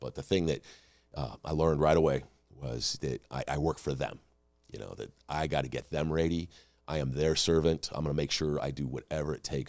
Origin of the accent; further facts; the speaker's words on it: California, United States; I grew up in California. We moved around a lot.